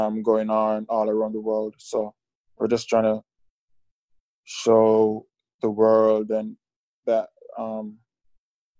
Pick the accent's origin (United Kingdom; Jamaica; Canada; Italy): Jamaica; moved away as an adult; now in United States; back home in Jamaica